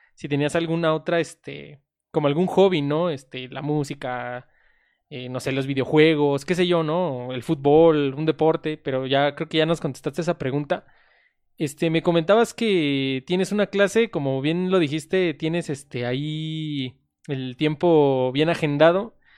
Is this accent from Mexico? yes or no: yes; Mexico; somos de México